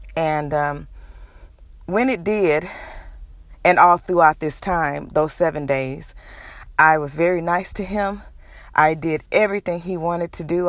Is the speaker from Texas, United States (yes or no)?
yes; Houston, Texas, United States; moved away as an adult; also born or lived in Nashville, Tennessee; I'm originally from Houston, Texas.